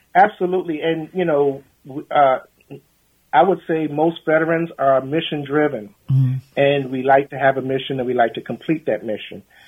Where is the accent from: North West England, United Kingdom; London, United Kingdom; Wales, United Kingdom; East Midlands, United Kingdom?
London, United Kingdom; moved away; I was born in London, England, in 1964